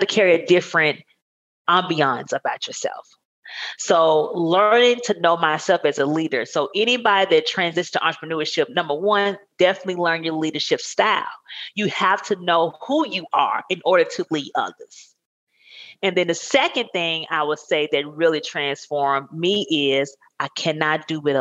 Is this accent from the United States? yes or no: yes; Blackfish, Arkansas, United States; now in Texas, United States; I grew up in Arkansas.